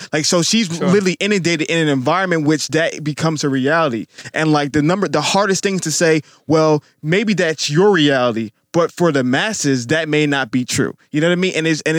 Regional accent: Atlanta, Georgia, United States; also born or lived in Staten Island, New York; now in Houston, United States; I grew up in Atlanta.

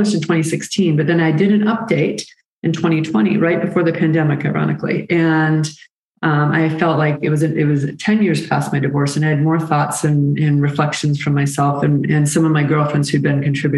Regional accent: Birmingham, Michigan, United States; moved away as an adult; also born or lived in Washington, D.C. / Chicago / Atlanta; I grew up in Michigan, Birmingham, Michigan, with my parents

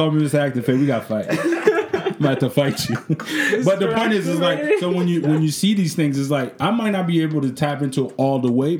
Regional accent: Canada; It doesn't matter. I'm Canadian.

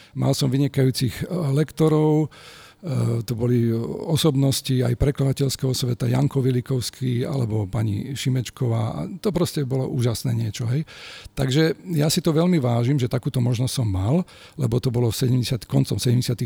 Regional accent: Žilina, Žilina Region, Slovakia; also born or lived in Bratislava; ja som robil aj rozhovor v rádiu u nás v Žiline

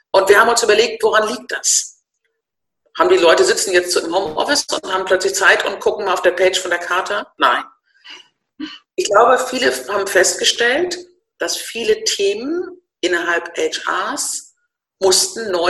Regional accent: Northern Germany, Germany; ich bin Norddeutsch, ich bin Babyboomerin, äh, ich bin im Konzern groß geworden

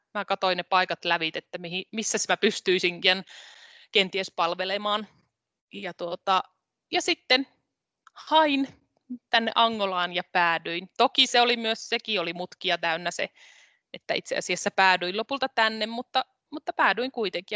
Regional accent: Rautavaara, North Savo, Finland; mä oon siis kotoisin Rautavaaralta. Se on pieni kunta tuolla Pohjois-Savossa, edelleenkin itsenäinen kunta. Siellä Savon korvessa olen kasvanut.

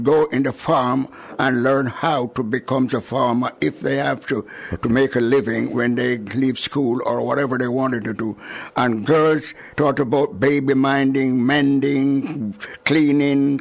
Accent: Saint Mary, Jamaica; moved away as an adult; also born or lived in Kingston, Jamaica / Liverpool, United Kingdom / Wolverhampton, United Kingdom / London, United Kingdom; now in United Kingdom; I was born in Jamaica, in the parish of St. Mary. And I went to school at Islington in St. Mary. I was there until I was 15 years old

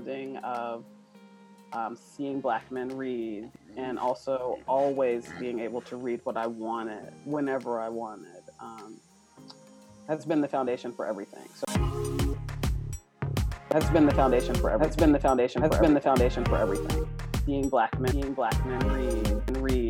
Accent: Kentucky, United States; moved away as an adult; also born or lived in Maine; growing up in Kentucky

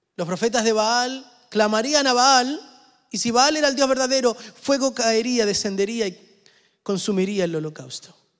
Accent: Argentina; yo soy argentino

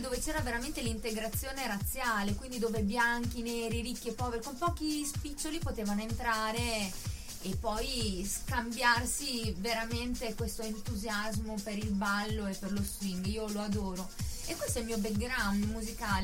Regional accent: Bellaria-Igea Marina, Emilia-Romagna, Italy; Io sono di Bellari Marina

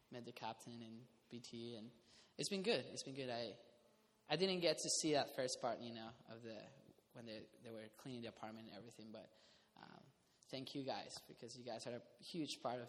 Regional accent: Costa Rica; moved away; also born or lived in Irvine; I'm from Costa Rica

